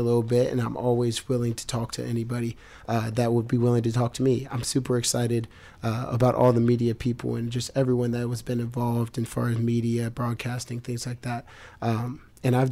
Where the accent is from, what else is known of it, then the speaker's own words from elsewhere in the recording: Columbus, Ohio, United States; I grew up in Columbus, Ohio